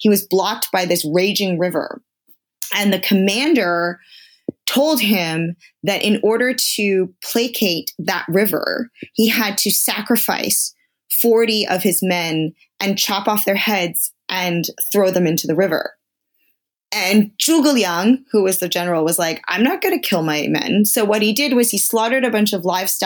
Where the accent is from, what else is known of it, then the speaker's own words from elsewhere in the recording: United States; also born or lived in Connecticut / New York; I grew up on the East Coast. I grew up in New York and Connecticut